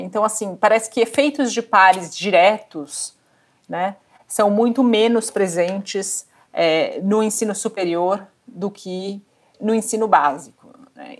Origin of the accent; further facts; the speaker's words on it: Brazil; eu cresci no Brasil